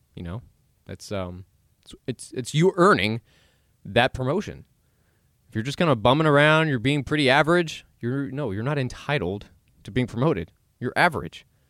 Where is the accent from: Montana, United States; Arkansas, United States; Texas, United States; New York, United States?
Texas, United States; Dallas; I was born in Dallas, born and raised, and I'm still here.